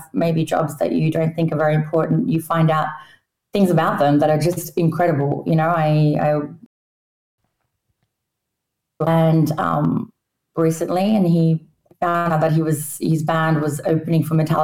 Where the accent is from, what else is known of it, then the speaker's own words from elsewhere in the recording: Australia; moved away; I grew up in Australia, obviously. My parents are both Polish, but I spoke Polish at home